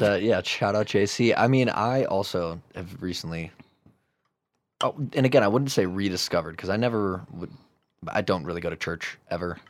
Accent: Chicago, Illinois, United States; now in Denver, United States; I'm from Chicago

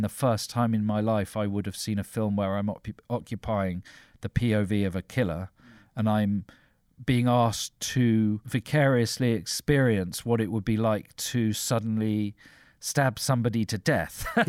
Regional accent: London, United Kingdom; growing up in South London

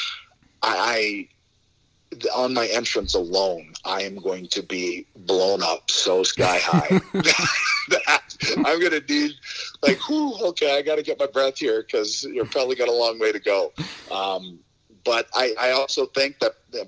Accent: Toronto, Ontario, Canada; I can go back to my hometown in front of all my friends in Scotiabank Center

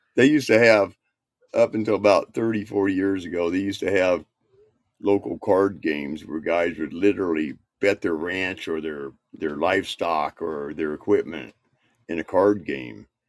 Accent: Indiana, United States; I was raised in Indiana

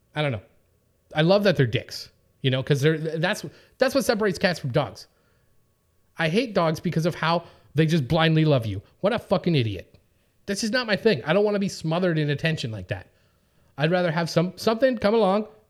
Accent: Winnipeg, Manitoba, Canada; now in Los Angeles, United States; I'm from Winnipeg, you know, we have a 100 degree Celsius temperature range between our hottest and coldest day

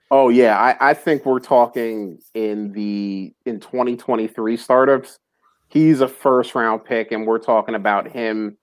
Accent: New Jersey, United States; moved away; also born or lived in Philadelphia; I'm originally from from North Jersey

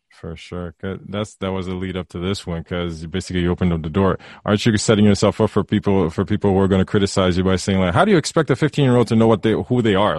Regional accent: Haiti; now in Canada; I'm from Haiti, and we were raised very traditional

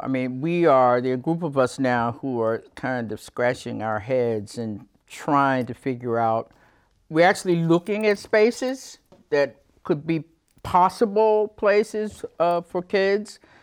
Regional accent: Mississippi, United States; moved away as an adult; now in Winooski, United States; I started teaching in the public schools of my home state of Mississippi in the early seventies

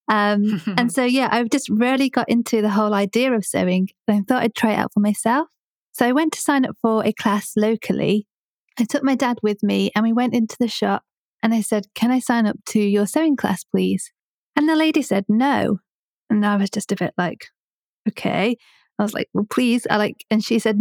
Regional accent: Coventry, West Midlands, United Kingdom; I'm 30 and I'm from Coventry. I'm British and my parents are Indian.

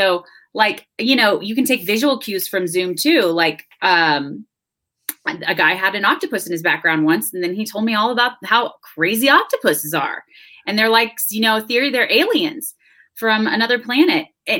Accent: Houston, Texas, United States; moved away as an adult; also born or lived in Austin, Texas; now in Denver, United States; I grew up in Houston and then I lived in Austin for a while, and then now I've moved to Denver from Austin.

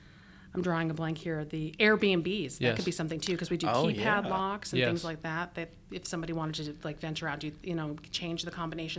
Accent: Phoenix, Arizona, United States; also born or lived in Tucson, Arizona; I actually grew up, I was born in Tucson and I grew up in Phoenix.

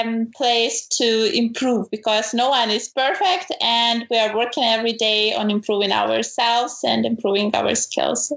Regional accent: Ukraine; moved away as an adult; now in Germany; I'm originally from Ukraine

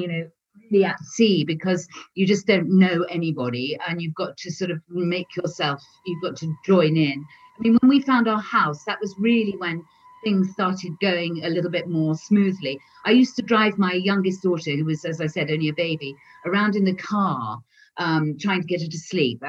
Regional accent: England, United Kingdom; moved away as an adult; now in France; I'm English

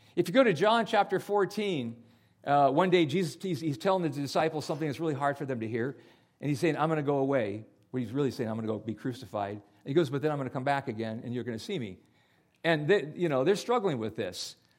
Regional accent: San Jose, California, United States; I was born in San Jose, California

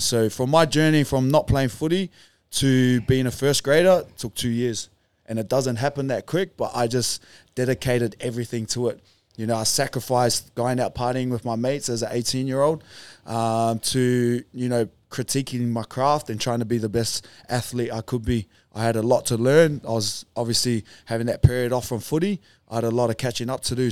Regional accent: Auckland, New Zealand; moved away; I was born in Auckland, New Zealand. I said that before, a small place called Beach Haven in the North Shore

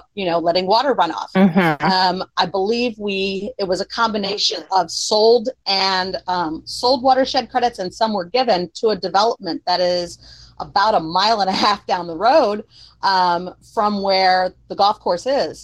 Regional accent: Florida, United States; I grew up in Florida, barefoot, running around in the woods

